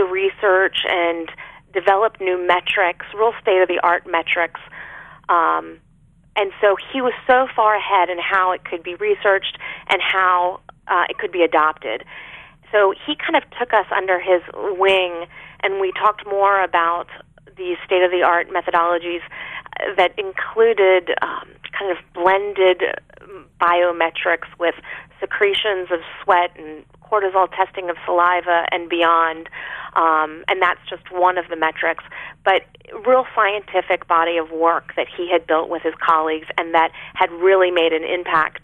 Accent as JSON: {"language": "English", "town": "Arlington", "region": "Virginia", "country": "United States", "tie": "born or raised there", "said": "my family doctor growing up in Arlington, Virginia"}